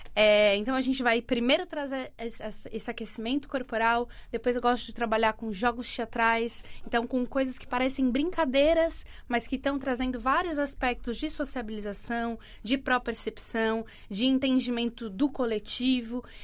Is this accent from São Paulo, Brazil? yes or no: yes; Santos, São Paulo, Brazil; moved away as an adult; now in Portugal; eu sou de Santos, litoral de São Paulo